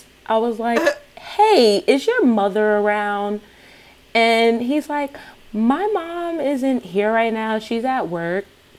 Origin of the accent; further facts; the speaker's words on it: New York, United States; simply because I'm from New York.